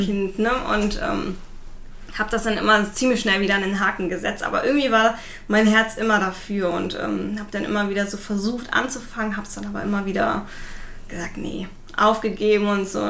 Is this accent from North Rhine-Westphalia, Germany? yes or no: yes; Düren, North Rhine-Westphalia, Germany; now in Siegburg, Germany; meine äh, Eltern oder meine Familie kommt aus Düren